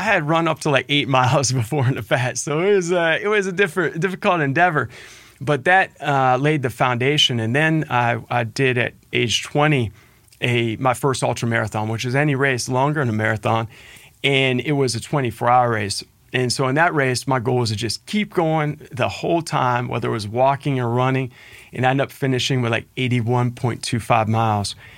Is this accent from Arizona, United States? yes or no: no; Cincinnati, Ohio, United States; it's great to share that same hometown